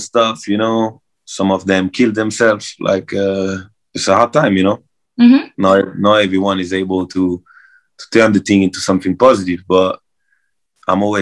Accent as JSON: {"language": "English", "town": "Marseille", "region": "Provence-Alpes-Côte d'Azur", "country": "France", "tie": "born or raised there", "said": "I'm from Marseille, south of France, so I grew up at the beach, so I'm a beach boy."}